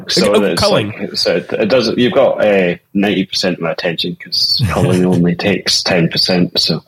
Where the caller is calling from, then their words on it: Glasgow, Scotland, United Kingdom; I'm in Glasgow, not too far away from you guys.